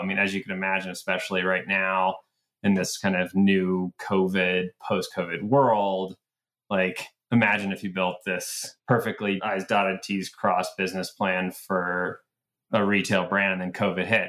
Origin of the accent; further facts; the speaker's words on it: Atlanta, Georgia, United States; moved away as an adult; also born or lived in Boston; I grew up in Atlanta